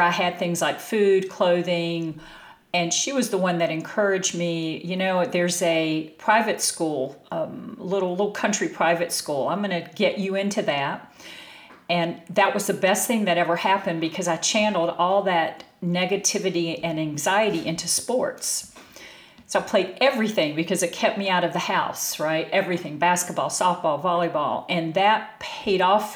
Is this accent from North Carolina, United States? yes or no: yes; North Carolina, United States; moved away as an adult; also born or lived in Bay Area, California; I grew up in North Carolina and did not have a Cinderella childhood